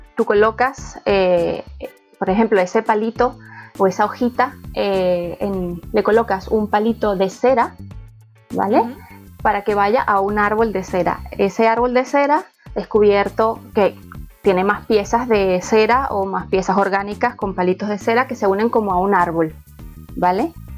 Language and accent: Spanish; Venezuela; accent: Venezuelan; now in Madrid, Spain; mi acento es latino, mi acento es venezolano